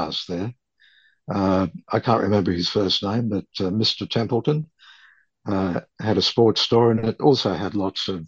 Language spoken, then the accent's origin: English; Melbourne, Victoria, Australia; to get back to Melbourne, my hometown, and to the best station in the city